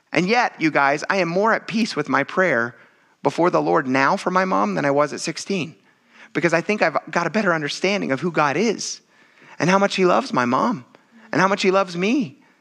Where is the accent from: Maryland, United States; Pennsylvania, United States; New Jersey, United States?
Pennsylvania, United States; also born or lived in western United States; now in New England, United States; I grew up in Pennsylvania